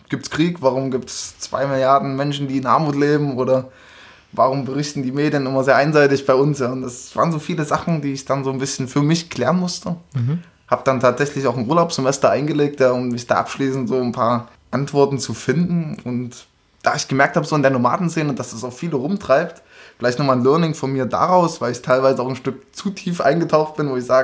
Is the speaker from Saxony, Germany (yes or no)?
yes; Leipzig, Saxony, Germany; so bin ich dann in Leipzig geboren und sage ich mal Schullaufbahn recht normal